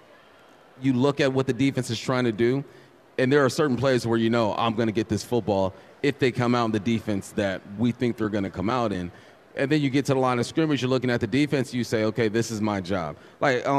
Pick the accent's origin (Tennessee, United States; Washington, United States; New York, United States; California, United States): California, United States; I'm from California